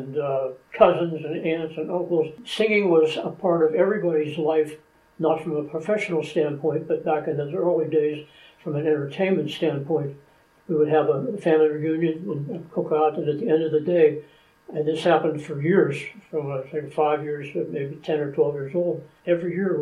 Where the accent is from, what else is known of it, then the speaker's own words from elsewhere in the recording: Turtle Creek, Pennsylvania, United States; I'm born and raised in Turtle Creek